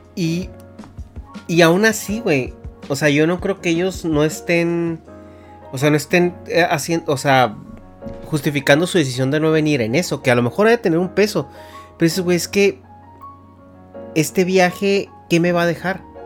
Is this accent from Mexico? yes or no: yes; Mexico; yo como, como mexicano